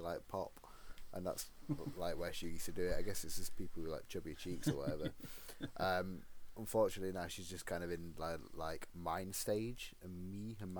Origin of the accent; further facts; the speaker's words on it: United Kingdom; Being the British guy I am